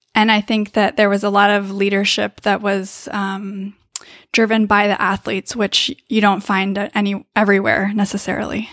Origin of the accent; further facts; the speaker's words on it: Davis, California, United States; I am from Davis, California